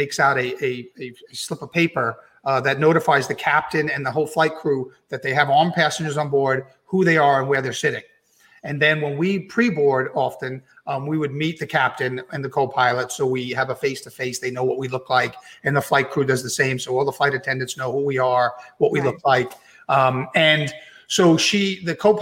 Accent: New York City, New York, United States; As a native New Yorker who grew up basically with a father who was a detective sergeant in the NYPD

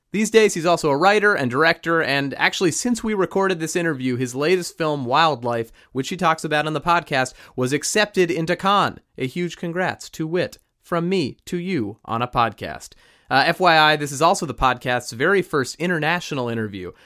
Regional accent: Los Angeles, California, United States; I grew up in North Hollywood

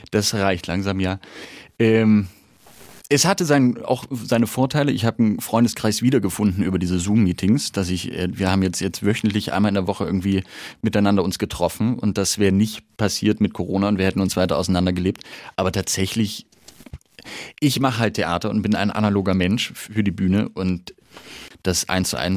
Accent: Halle, Saxony-Anhalt, Germany; so ein Herz für Nürnberg schlägt wie für meine Heimatstadt Halle

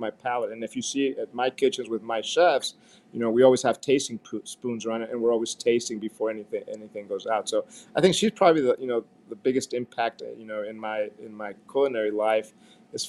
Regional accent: Mexico; as a young kid, I grew up in Mexico at my grandmother's house

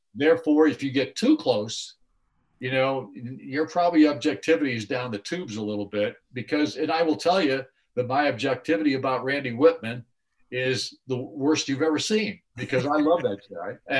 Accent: Mendota, Illinois, United States; moved away as an adult; Mendota, Illinois, which is my hometown, or at least the town I was born

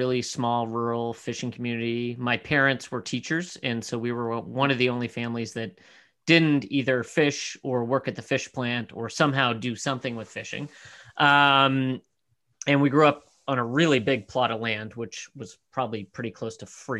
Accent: Cape Breton Island, east coast of Canada, Nova Scotia, Canada; So I'm a Canadian. I grew up in a very small rural community on the east coast of Canada.

